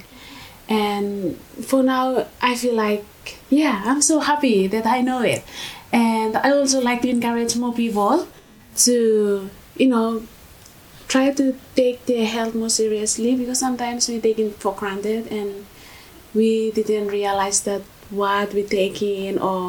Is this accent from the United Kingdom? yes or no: no; Vanuatu; moved away as an adult; now in Australia; I'm from Vanuatu.